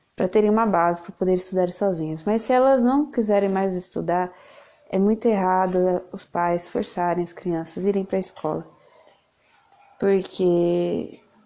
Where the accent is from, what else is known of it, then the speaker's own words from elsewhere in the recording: São Paulo, Brazil; eu sou de São Paulo, eu moro numa ilhota